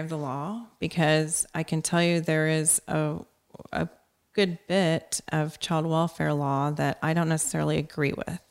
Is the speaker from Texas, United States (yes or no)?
yes; Corpus Christi, Texas, United States; born or raised there